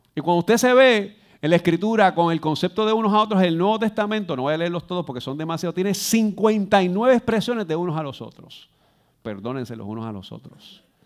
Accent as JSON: {"language": "Spanish", "country": "Puerto Rico", "said": "Yo soy aquí de las Lomas"}